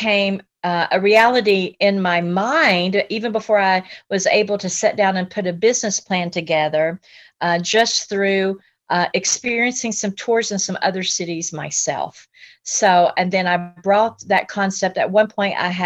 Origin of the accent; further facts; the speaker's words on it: Asheville, North Carolina, United States; growing up in Asheville, because I'm a native to Asheville